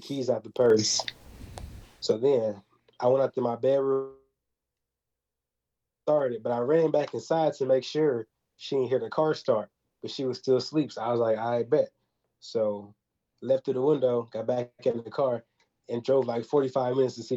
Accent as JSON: {"language": "English", "region": "Texas", "country": "United States", "said": "I'm from Prairie, Texas"}